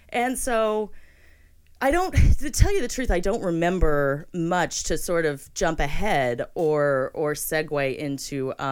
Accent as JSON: {"language": "English", "region": "Florida", "country": "United States", "tie": "born there", "said": "So that's correct. I was born in Florida"}